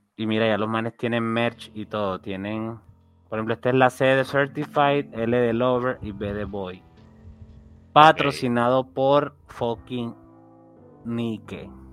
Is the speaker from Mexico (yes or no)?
no; Colombia; Yo soy un colombiano